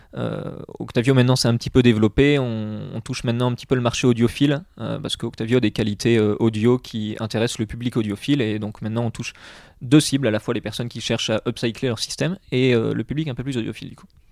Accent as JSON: {"language": "French", "town": "Bourges", "region": "Centre-Val de Loire", "country": "France", "also_born_or_lived": "Reims", "moved": "as an adult", "lives_now": "Lille, France", "said": "je suis originaire de Bourges, donc dans le centre de la France."}